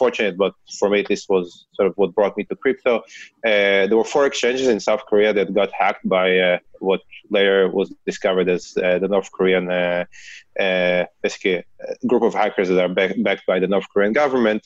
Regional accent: Israel; accent: Israeli; I actually started in the Israeli Cyber Command, as you can hear from my accent

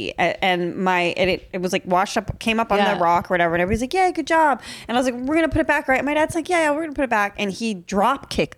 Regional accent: Massachusetts, United States; moved away; I'm from Massachusetts originally.

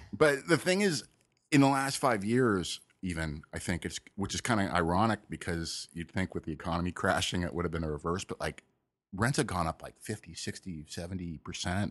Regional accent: Malibu, California, United States; I grew up in Malibu

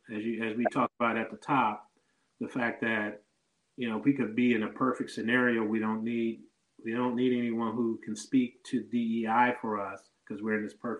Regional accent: Detroit, Michigan, United States; Not a lot of people knew I was from Detroit.

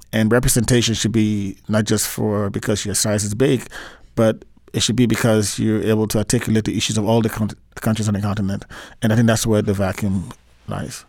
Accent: Liberia; growing up in Liberia, I grew up in a time when the country was going through a lot of crisis

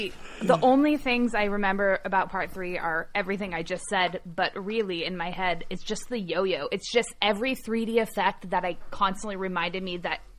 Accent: Bellingham, Washington, United States; my hometown of Bellingham, Washington

